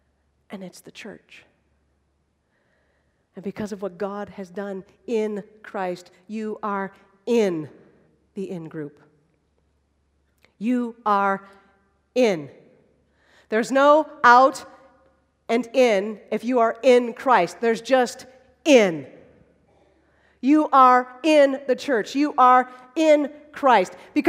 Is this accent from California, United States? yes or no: no; Holland, Michigan, United States; I grew up in Holland, Michigan.